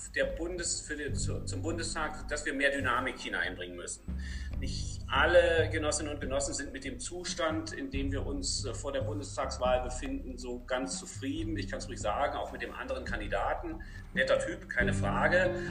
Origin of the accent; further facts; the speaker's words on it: Germany; moved away as an adult; now in Paderborn, Germany; noch in der D D R, da bin ich ja her